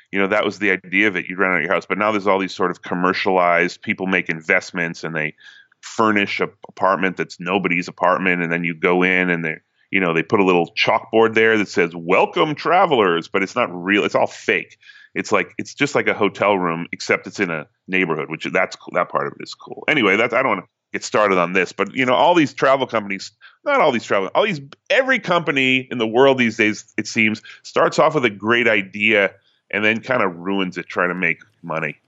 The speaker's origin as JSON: {"language": "English", "town": "Newton", "region": "Massachusetts", "country": "United States", "moved": "as an adult", "lives_now": "New York, United States", "said": "No, I'm from Massachusetts. Uh, I'm from Newton, Massachusetts"}